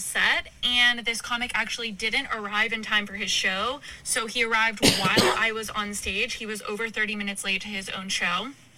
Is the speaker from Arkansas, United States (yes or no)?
yes; Arkansas, United States; I'm from Arkansas. I went to University of Arkansas